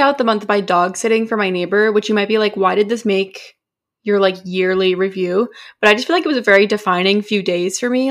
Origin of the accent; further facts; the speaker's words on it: New Hampshire, United States; moved away; we're from New Hampshire, so we get the first primary